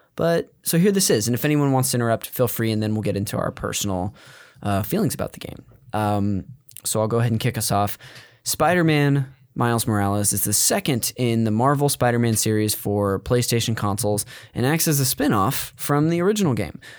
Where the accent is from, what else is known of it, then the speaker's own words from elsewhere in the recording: Modesto, California, United States; I'm from Northern California, from Modesto